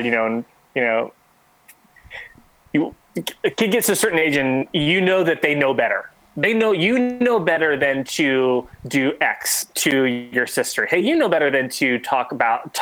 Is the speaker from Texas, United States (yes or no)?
yes; Texas, United States; moved away; also born or lived in San Diego area, California / Sacramento, California; I was born in Texas. And so I was kind of raised in really that Bible Belt area and that culture.